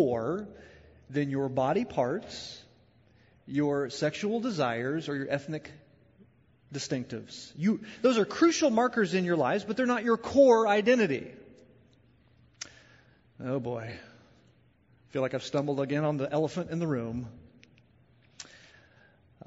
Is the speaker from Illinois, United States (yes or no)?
yes; Southern Illinois, United States; I'm from the Midwest. I'm from Illinois. I'm from Southern Illinois